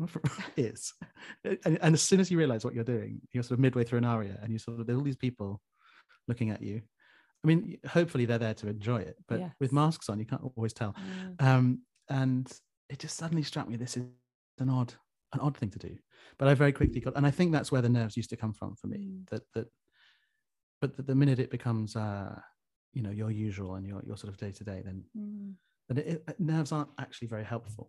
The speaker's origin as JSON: {"language": "English", "country": "United Kingdom"}